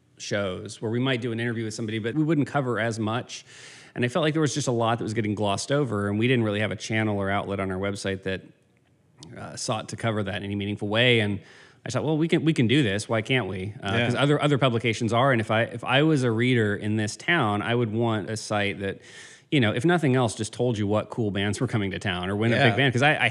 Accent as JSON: {"language": "English", "region": "Virginia", "country": "United States", "tie": "born or raised there", "said": "I grew up in Virginia and then I went to college at Wake Forest in North Carolina."}